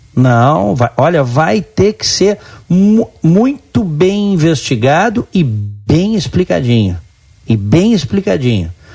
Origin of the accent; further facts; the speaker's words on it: Brazil; eu, como brasileiro